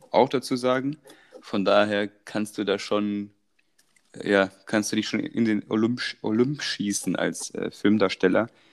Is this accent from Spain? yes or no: no; Croatia; moved away; Ich werde da unten geboren in Kroatien